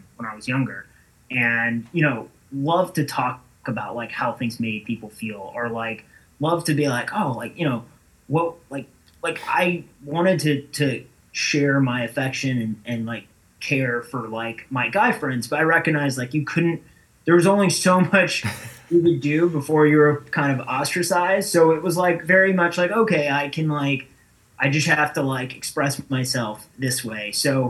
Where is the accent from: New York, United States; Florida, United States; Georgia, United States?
Florida, United States; Not originally. Florida.